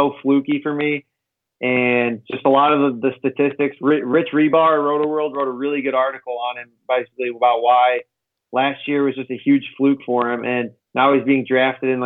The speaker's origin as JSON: {"language": "English", "town": "Chicago", "region": "Illinois", "country": "United States", "said": "I'm from Chicago"}